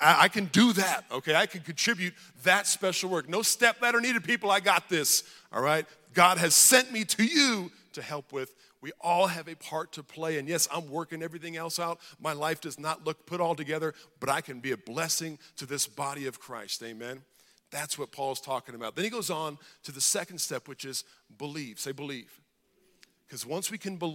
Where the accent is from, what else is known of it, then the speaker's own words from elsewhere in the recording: Hawaii, United States; I grew up in Hawaii